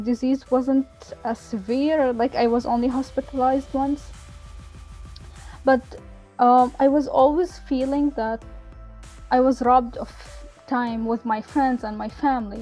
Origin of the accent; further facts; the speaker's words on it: Qatar; I grew up in Qatar